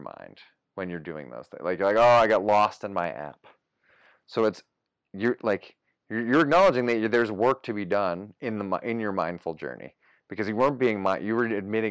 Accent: Spencer, Massachusetts, United States; I grew up. I said Spencer

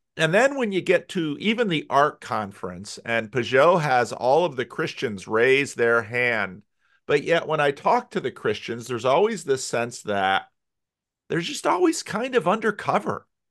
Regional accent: United States; for me as an American

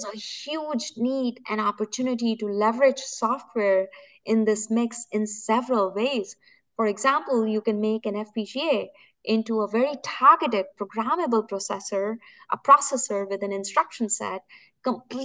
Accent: India; moved away; I'm born and brought up in India

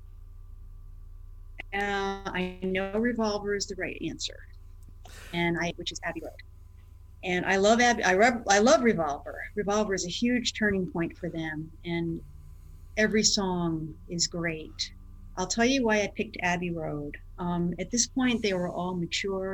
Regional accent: Port Chester, New York, United States; where I grew up in Portchester, New York

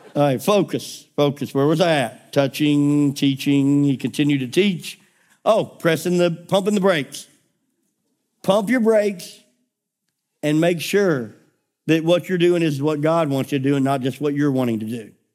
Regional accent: United States; we are so American in our mindset

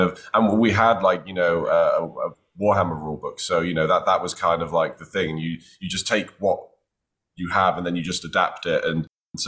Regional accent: North Wales, United Kingdom; I grew up in the mountains of North Wales

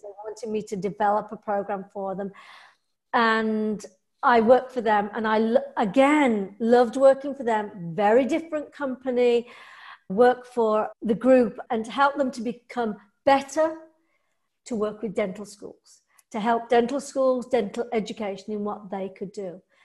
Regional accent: England, United Kingdom; I'm English

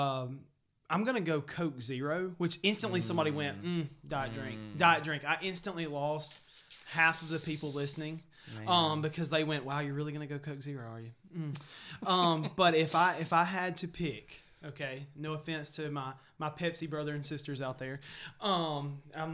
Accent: Greensboro, United States; I grew up in Greensboro. You know, it was a staple

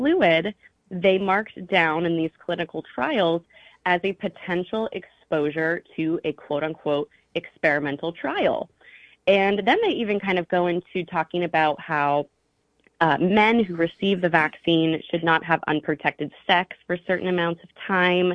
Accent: Star, Idaho, United States; now in Hawaii, United States; I was raised in Star. It's like a very tiny town.

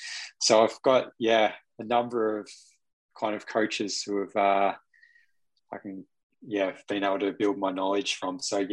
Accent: Newry, Northern Ireland, United Kingdom; Growing up in Newry, it was just me, myself, and I most days, still is, going out training.

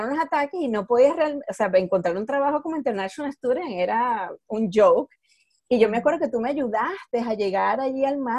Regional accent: Venezuela; moved away; Llegamos de Venezuela. Yo llegué de Venezuela en el, 99. ¿Qué año llegaste

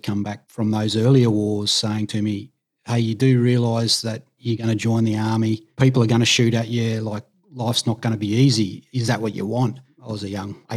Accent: Tasmania, Australia; moved away as an adult; I grew up in Tassie, so didn't really leave the state at all, really, until I joined the Army

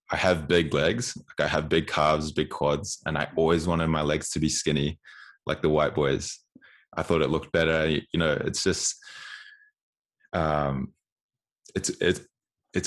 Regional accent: New Zealand; now in Canada; Growing up in New Zealand, it's interesting being in Canada

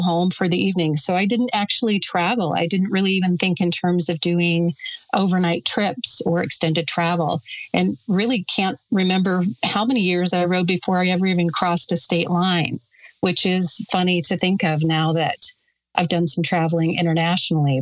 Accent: Sturgis, South Dakota, United States; also born or lived in Custer, South Dakota; I grew up in Sturgis. I was born and raised in Sturgis

